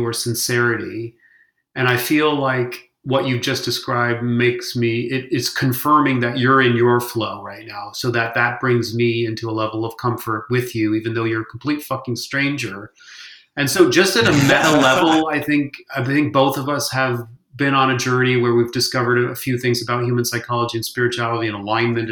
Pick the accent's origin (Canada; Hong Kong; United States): Hong Kong; moved away; We had one channel on the television because I grew up in Hong Kong